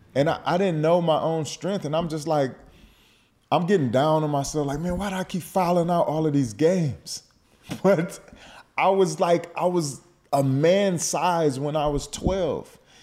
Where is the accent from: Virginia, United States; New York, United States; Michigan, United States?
Michigan, United States; Detroit; moved away as an adult; also born or lived in Pennsylvania; I, I grew up in Detroit